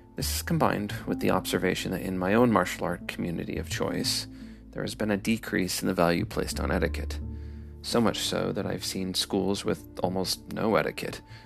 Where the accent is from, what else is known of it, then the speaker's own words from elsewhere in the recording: Midwest, United States; I am American with Midwestern Scandinavian influences